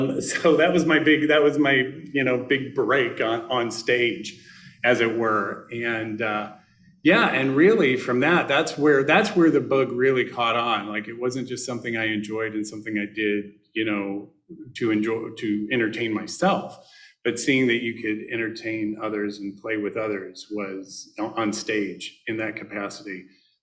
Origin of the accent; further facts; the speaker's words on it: Northwest Indiana, United States; I was born in Indiana. I was born in Northwest Indiana, which some people don't consider a part of Indiana, since it is on the central time zone. So we get all of Chicago radio and television and things of that nature.